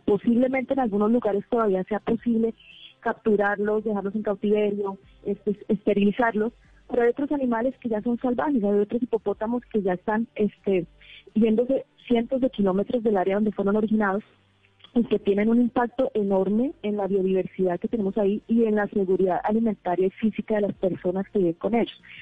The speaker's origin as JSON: {"language": "Spanish", "country": "Colombia", "said": "somos colombianos de diferentes universidades, somos dos que estamos trabajando en México, pero todos somos eh, colombianos"}